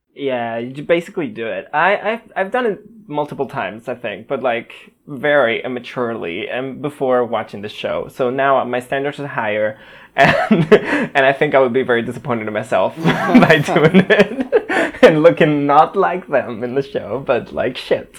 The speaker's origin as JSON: {"language": "English", "country": "Spain", "also_born_or_lived": "Barcelona", "said": "I am a Spanish boy living in Spain"}